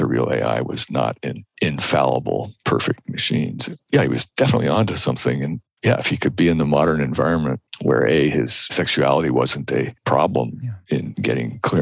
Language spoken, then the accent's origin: English; United States; I'm speaking as an American.